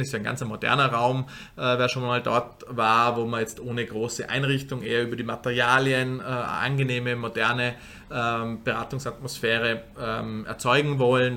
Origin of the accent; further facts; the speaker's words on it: Vorarlberg, Austria; moved away as an adult; now in Vienna, Austria; gebürtiger Vorarlberger